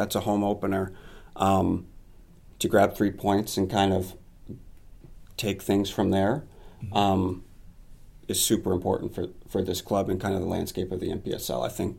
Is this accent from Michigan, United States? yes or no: yes; Lansing, Michigan, United States; I'm born and raised in Lansing.